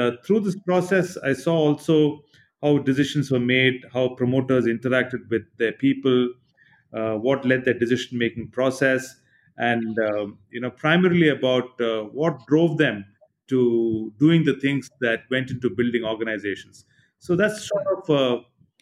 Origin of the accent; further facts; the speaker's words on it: Chennai, Tamil Nadu, India; I was born into a middle-class family in Chennai.